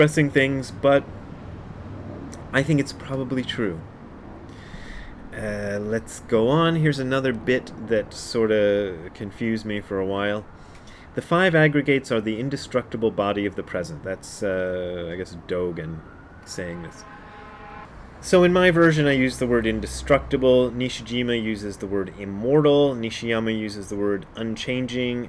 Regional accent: Hamilton, Ohio, United States; moved away; also born or lived in Nairobi, Kenya / Japan; I was born in Hamilton, Ohio, and lived in Nairobi, Kenya, and worked in Japan

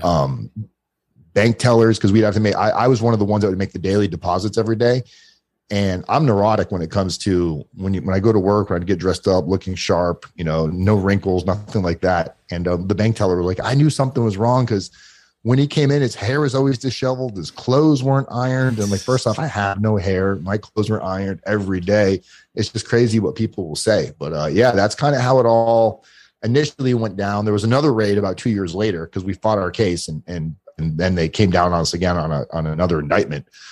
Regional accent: South Florida, United States; I grew up in South Florida

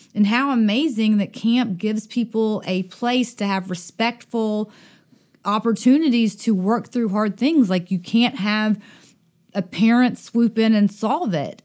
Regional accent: Dothan, Alabama, United States; I grew up in Dothan, Alabama

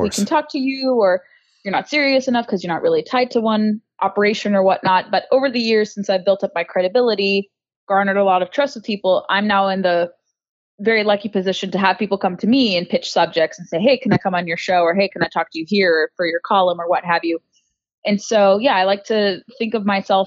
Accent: Southern California, United States; born or raised there; moved away as an adult; now in Washington, D.C., United States

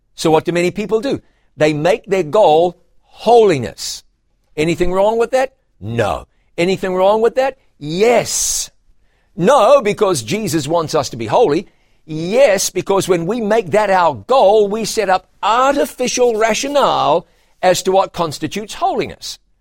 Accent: New Zealand; In my home country of New Zealand

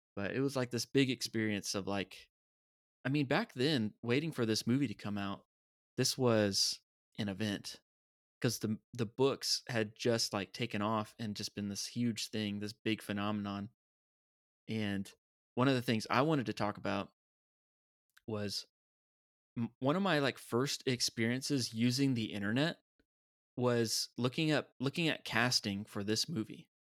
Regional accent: United States; we are from America.

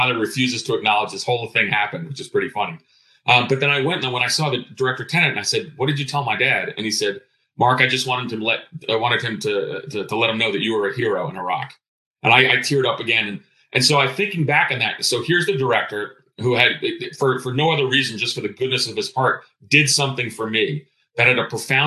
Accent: Greece; now in United States; I'm of Greek background. I was born in Greece.

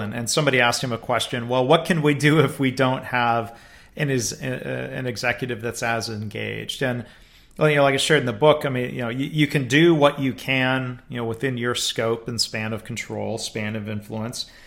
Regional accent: Livonia, Michigan, United States; my hometown district in, uh, Michigan, the, uh, Detroit suburbs, Livonia Public Schools

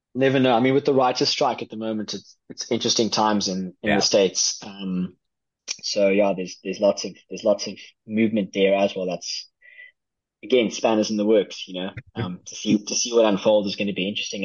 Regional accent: South Africa; I am from South Africa

